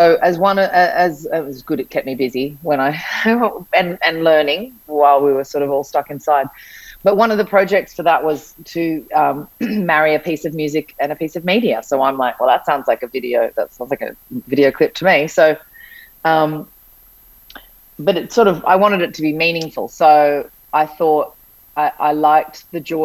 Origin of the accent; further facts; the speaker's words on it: Sydney, New South Wales, Australia; now in Byron Bay, Australia; I grew up in Sydney, but I lived in Bondi Beach, which is, you know, a well-known beach in Sydney, and then moved to Byron.